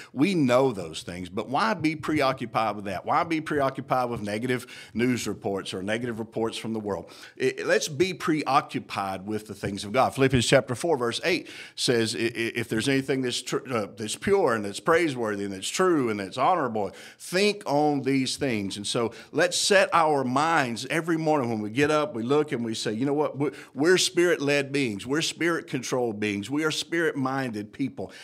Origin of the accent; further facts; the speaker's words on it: Houston, Mississippi, United States; moved away; I'm originally from Chickasaw County, Mississippi, born in Houston Hospital